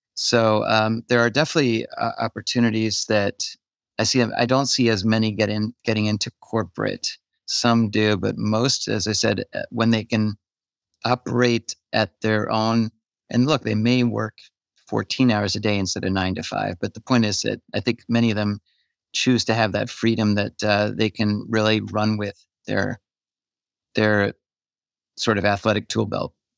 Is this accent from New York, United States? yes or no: yes; New York City, New York, United States; I'm from New York City